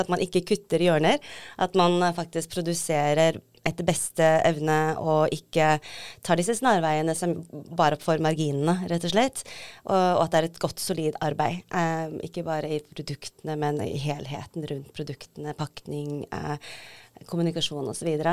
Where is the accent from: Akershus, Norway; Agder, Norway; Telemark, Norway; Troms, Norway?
Troms, Norway; Tromsø; moved away as an adult; also born or lived in Seoul, South Korea / London, United Kingdom; opprinnelig født i Seoul i Sør-Korea, adoptert til Tromsø, vokste opp der.